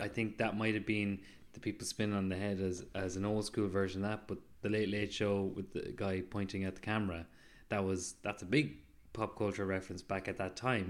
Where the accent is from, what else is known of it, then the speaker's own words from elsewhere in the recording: Mayo, Connacht, Ireland; accent: Mayo; Mayo is making my accent stronger